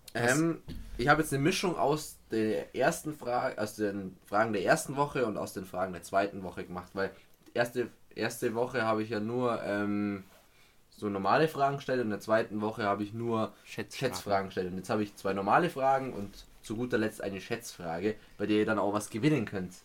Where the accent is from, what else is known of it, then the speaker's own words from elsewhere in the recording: Bavaria, Germany; kommen wir aus Bayern